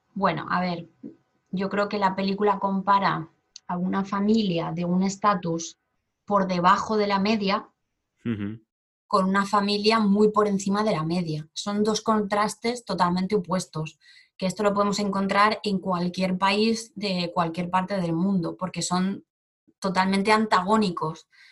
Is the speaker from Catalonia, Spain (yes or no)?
yes; Barcelona, Catalonia, Spain; moved away as an adult; also born or lived in Seoul, South Korea; now in South Korea; soy de Barcelona y llevo tres años viviendo en Corea